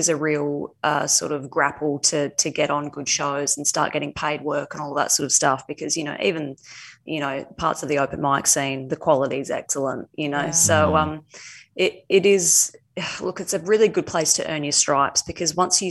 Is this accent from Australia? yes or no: yes; regional Western Australia, Australia; moved away as an adult; also born or lived in United Kingdom; I moved over to the UK at the age of 18 on a one-way ticket to live an exceptional life, which I did do. I spent 11 years there and loved it, and fled home in a panic at the start of 2020, and thought that maybe I would be hanging out in my hometown in regional WA